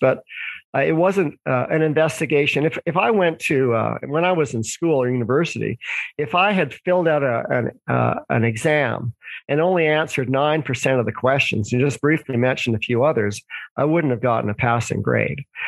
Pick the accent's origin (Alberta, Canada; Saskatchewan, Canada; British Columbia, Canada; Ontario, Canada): British Columbia, Canada; Vancouver; also born or lived in Toronto; I was born in Vancouver, Canada.